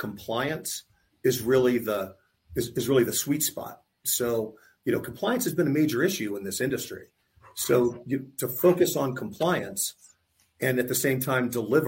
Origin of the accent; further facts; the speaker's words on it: Tampa, Florida, United States; I grew up in Tampa, I went to college in Tampa